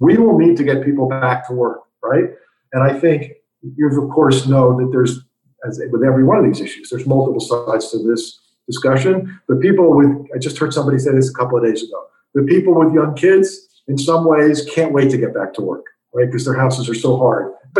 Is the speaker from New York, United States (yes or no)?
yes; New York, United States; I'm a New Yorker. I like being in tall buildings.